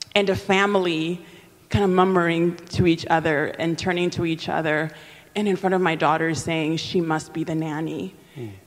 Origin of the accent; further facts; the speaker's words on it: Dominican Republic; first language Spanish; English is a second language; moved away; I'm originally from the Dominican Republic, so Spanish is my, is my first language.